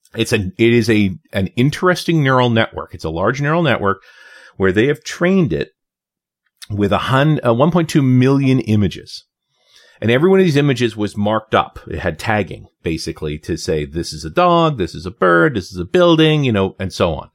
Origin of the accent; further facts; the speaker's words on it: Canada; as a Canadian